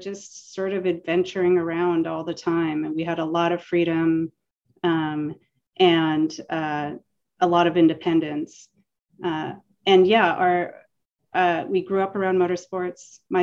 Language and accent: English; Pennsylvania, United States; We grew up in Pennsylvania on a farm.